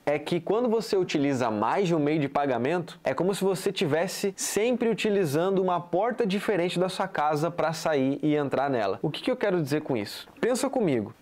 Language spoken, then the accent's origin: Portuguese; Florianópolis, Santa Catarina, Brazil; eu sou aqui de Floripa, tô morando aqui em Jurerê